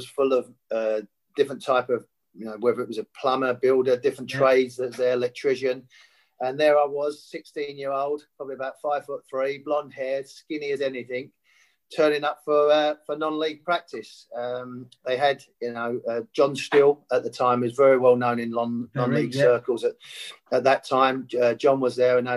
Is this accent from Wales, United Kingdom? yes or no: no; London, United Kingdom; I was born in North London, but actually brought up a lot on East London